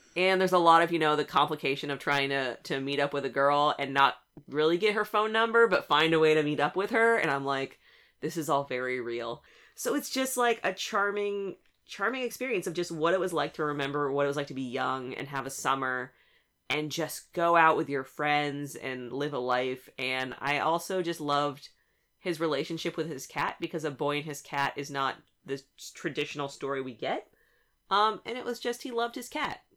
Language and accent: English; West Coast, United States; I am from the West Coast